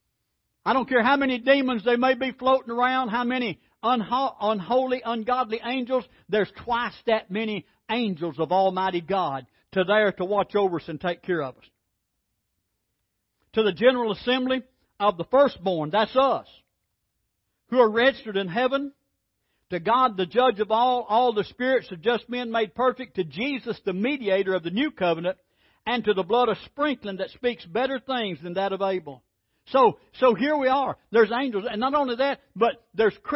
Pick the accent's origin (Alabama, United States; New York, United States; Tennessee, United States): Alabama, United States; I'm from Alabama